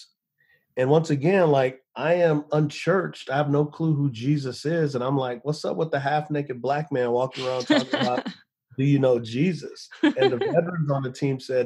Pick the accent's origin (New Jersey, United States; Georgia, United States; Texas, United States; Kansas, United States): Texas, United States; San Antonio; moved away; I grew up in San Antonio, Texas on the west side.